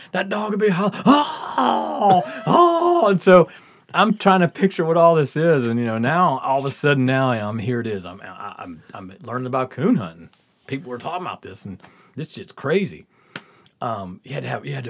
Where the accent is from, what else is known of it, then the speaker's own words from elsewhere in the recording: the South, United States; we're growing up in the South